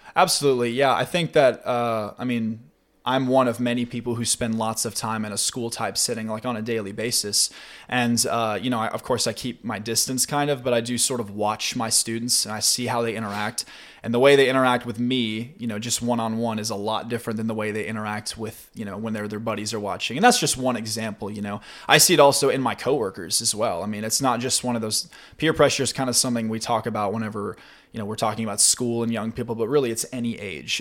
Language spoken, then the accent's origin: English; Spring Hill, Tennessee, United States; I go to Lanton Church of Christ, which is in Spring Hill, which is my hometown